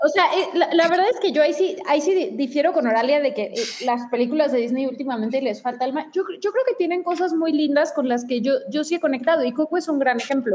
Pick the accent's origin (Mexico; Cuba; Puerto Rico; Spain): Mexico; nosotros como mexicanos